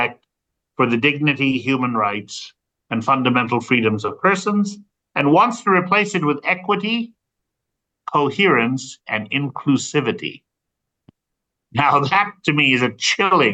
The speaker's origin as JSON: {"language": "English", "country": "United States", "said": "my home country of the U.S."}